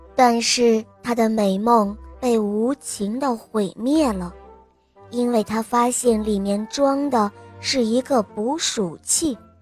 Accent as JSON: {"language": "Chinese", "town": "Dalian", "region": "Liaoning", "country": "China", "said": "我来自大连，我今天四岁了"}